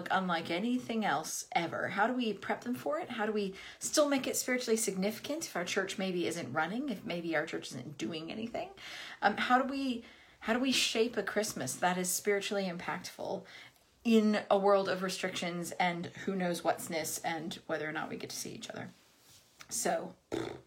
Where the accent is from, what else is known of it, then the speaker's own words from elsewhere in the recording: United States; moved away as an adult; I am American. I lived in this country for 18 years now